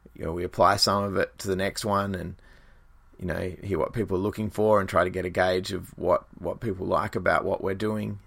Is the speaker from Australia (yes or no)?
yes; Australia; ourselves being an Australian band